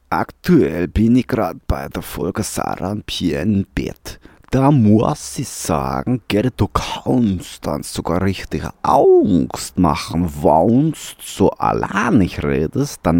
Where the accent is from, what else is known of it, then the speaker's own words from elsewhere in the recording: Vienna, Austria; accent: Viennese; Wauni jetzt an einfach in mein Wiener Dialekt wechsel